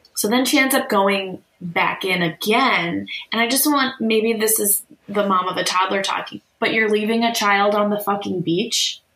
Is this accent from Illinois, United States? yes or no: yes; Chicago, Illinois, United States; moved away as an adult; also born or lived in Washington, D.C.; we're from the Chicago area